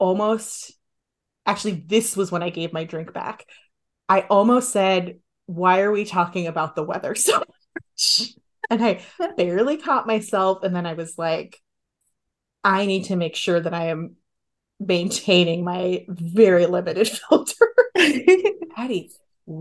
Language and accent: English; San Diego, California, United States; now in San Francisco, United States; I'm from San Diego.